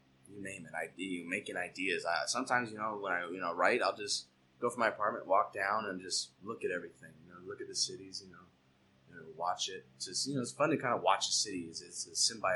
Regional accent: Temecula, California, United States; moved away as an adult; also born or lived in Long Beach; now in Whittier, United States; I was actually born and raised in Temecula. Well, actually, I was born in Long Beach, but then we moved down to Temecula. I basically felt like I was born and raised there

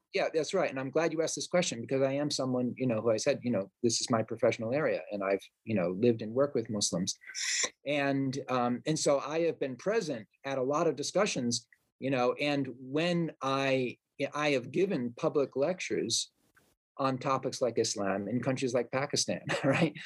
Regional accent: Providence, Rhode Island, United States; my hometown of Providence, Rhode Island

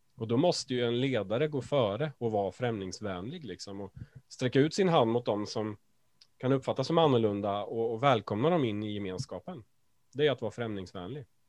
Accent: Sweden; oss svenskar

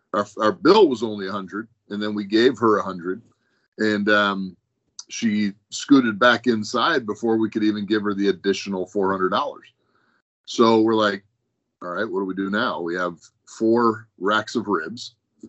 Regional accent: Palatine, Illinois, United States; moved away as an adult; also born or lived in Wisconsin; I'm from Palatine, Illinois. So the northwest suburbs of Chicago.

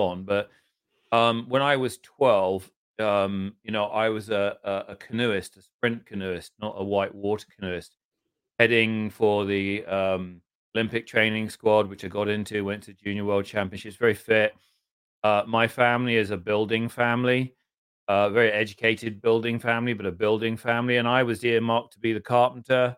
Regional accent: England, United Kingdom; We're English

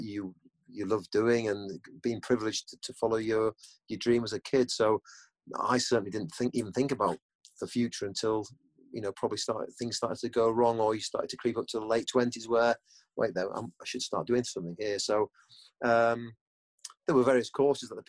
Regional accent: England, United Kingdom; also born or lived in Germany; Craig and I, obviously, we came back to England when I was probably 7 or 8 years old

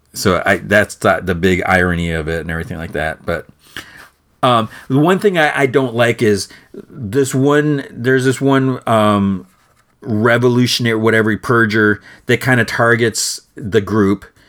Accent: Midwest, United States; I was born and raised in, in the Midwest

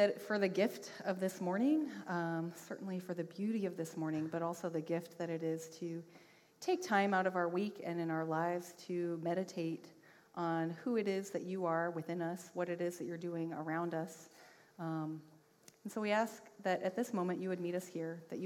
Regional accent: Washington, United States; moved away; I am from Washington State.

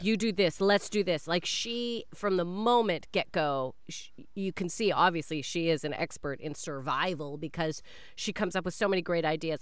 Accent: Canada; I am a Canadian

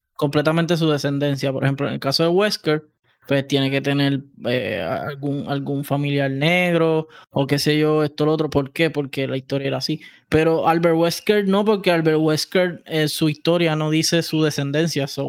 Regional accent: Puerto Rico; por el territorio somos centroamericanos y caribe

